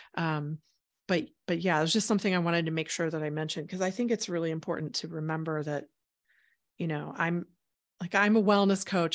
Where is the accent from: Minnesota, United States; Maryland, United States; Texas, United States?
Texas, United States; Houston; moved away as an adult; also born or lived in Chicago, Illinois; I grew up in Houston, Texas